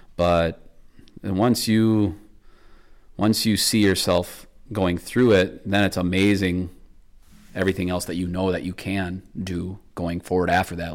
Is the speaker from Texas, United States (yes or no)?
no; Michigan, United States; my home state of Michigan